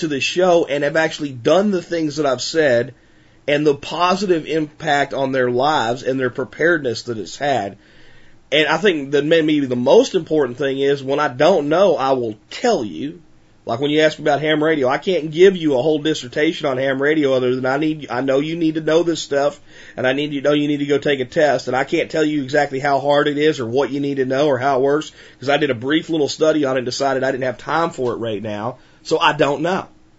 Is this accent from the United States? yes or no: yes; United States; I know how to survive in America with very little, because I grew up in America with very little.